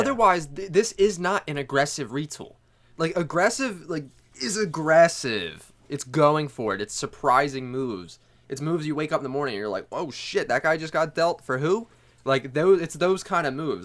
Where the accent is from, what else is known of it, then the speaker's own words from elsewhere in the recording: Delaware County, Pennsylvania, United States; we're from Delco